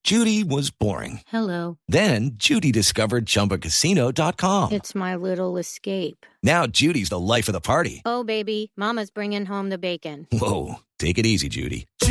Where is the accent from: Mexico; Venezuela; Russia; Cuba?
Cuba; le voy a hablar como, como cubana